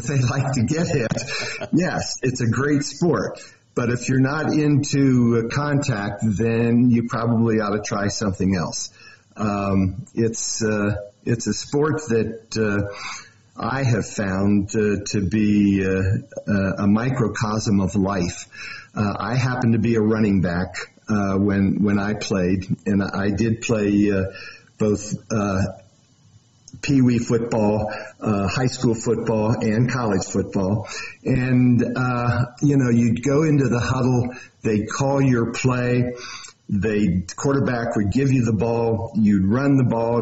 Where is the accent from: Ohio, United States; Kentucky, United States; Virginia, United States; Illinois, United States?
Ohio, United States; Cincinnati; also born or lived in Texas; now in Montana, United States; I am actually from Cincinnati.